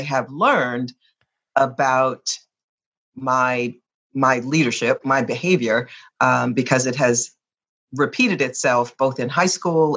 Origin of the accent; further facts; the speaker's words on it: New Jersey, United States; moved away as an adult; also born or lived in Virginia / Ann Arbor, Michigan; I was a little girl growing up in New Jersey